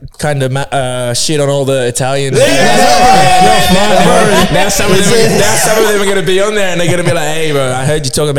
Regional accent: Philippines; like you're either really good singer as a Filipino or you're a really good dancer, and I was neither

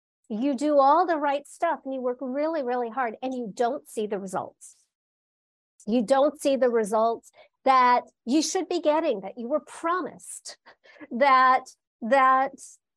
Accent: Los Angeles, California, United States; I was born and raised in Los Angeles, California, at the base of the Hollywood Hills.

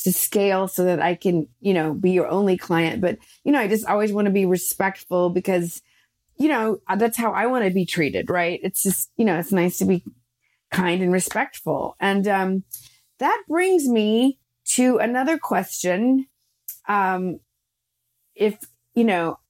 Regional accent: the South, United States; the way I was conditioned was to be nice and polite and not direct growing up in the South

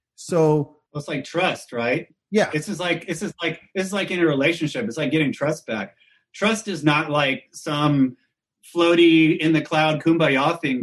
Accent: Austin, Texas, United States; growing up in Austin

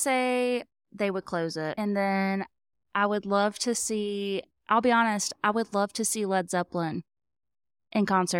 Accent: Mobile, Alabama, United States; So I was born in Mobile, and I have never lived outside of the general Mobile area.

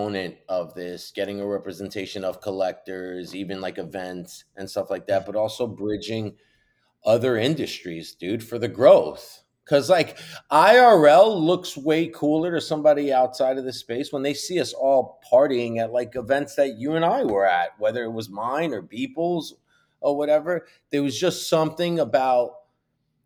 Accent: New York, United States; I'm from New York originally

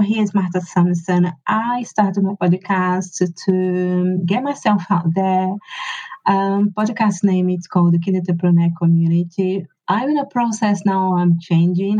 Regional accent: Brazil; English is a second language; moved away as an adult; now in United Kingdom; I been in UK for 20 years. I'm originally from Brazil, and my husband is English

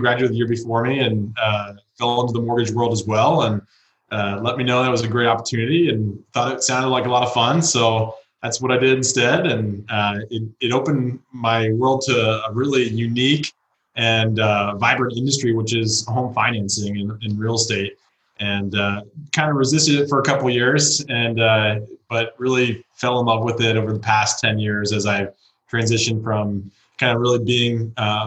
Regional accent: Danville, California, United States; So I grew up in the San Francisco Bay Area, a town called Danville.

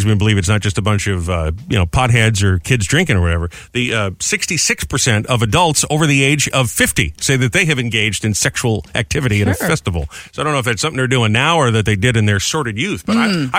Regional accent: New England, United States; moved away; up in New England, up in my hometown.

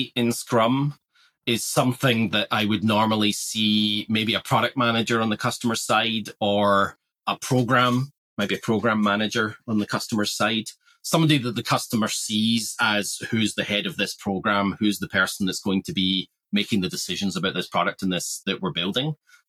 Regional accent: Australia; we're all Australian here. We can be a bit blunt, right?

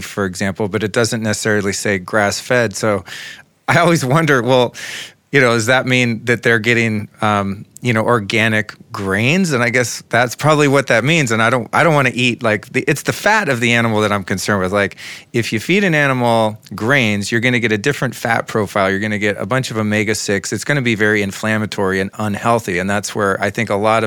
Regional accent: United States; being raised as an American kid in the 70s

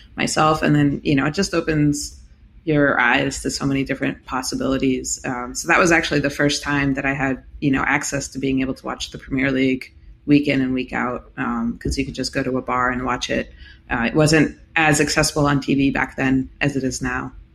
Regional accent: United States; being American, well versed in baseball

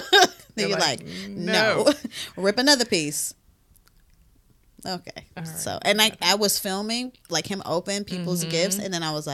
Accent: Cleveland, Ohio, United States; But I'm from Cleveland.

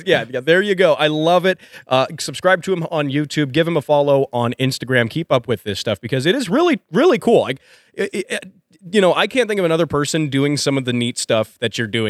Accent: Colorado, United States; I'm from Colorado. I just came from Colorado. I don't know what cold is.

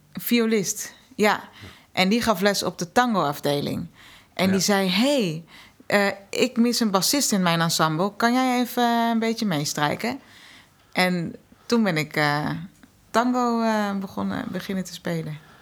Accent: The Hague, South Holland, Netherlands; Uit Den Haag

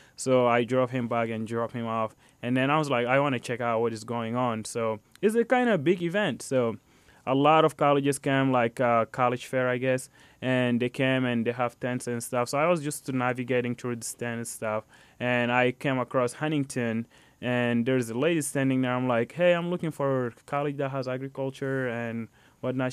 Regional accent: Chad; also born or lived in Fort Wayne, Indiana, United States; now in Indiana, United States; So, I'm from Chad, Africa. I moved to United States, specifically to Fort Wayne, Indiana, back in two thousand eleven.

